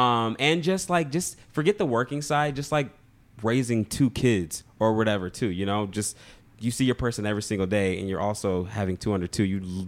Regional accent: Michigan, United States; Like, I'm from Michigan, Midwest gang, that's us.

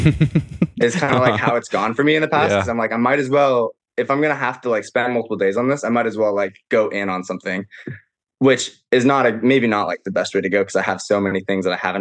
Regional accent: Issaquah, Washington, United States; I grew up in Issaquah. My mom still lives here in Issaquah in this house that I'm in right now

